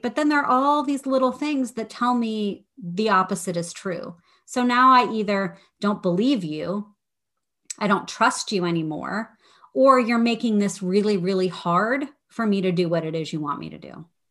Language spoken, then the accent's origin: English; Midwest, United States; moved away as an adult; also born or lived in Washington, D.C.; I grew up in the Midwest.